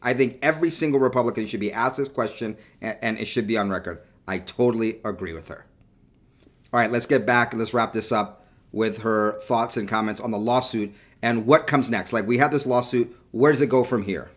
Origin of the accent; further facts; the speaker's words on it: California, United States; also born or lived in New York; halfway through my childhood, I moved to, to California and grew up in California.